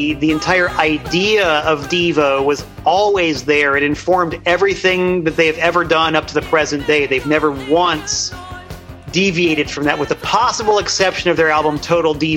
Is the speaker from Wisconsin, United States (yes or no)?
no; Florida, United States; I'm a Florida boy.